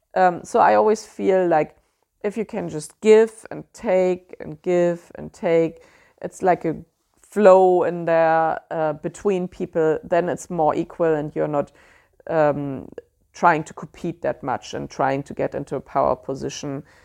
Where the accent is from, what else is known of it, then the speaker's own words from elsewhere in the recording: Germany; accent: German; English is a second language; I know my German accent always comes through there